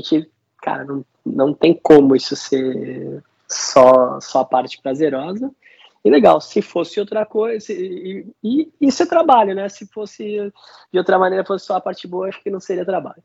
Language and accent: Portuguese; Santos, São Paulo, Brazil; also born or lived in New Zealand